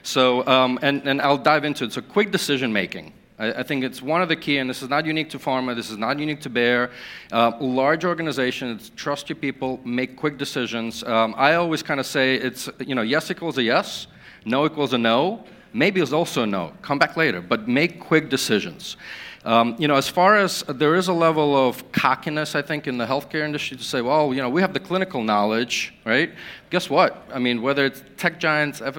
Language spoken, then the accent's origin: English; Ukraine; I was born in Ukraine